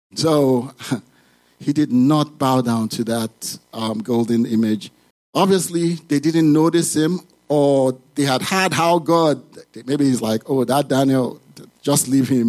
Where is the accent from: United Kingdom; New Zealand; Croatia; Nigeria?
Nigeria; moved away as an adult; now in United States; I grew up in Nigeria.